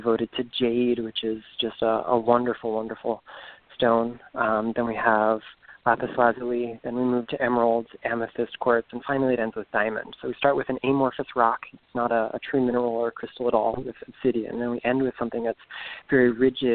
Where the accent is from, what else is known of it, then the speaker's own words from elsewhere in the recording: Stuart, Florida, United States; now in Orlando, United States; I'm originally from Southeast Florida, a little town called Stewart on the Treasure Coast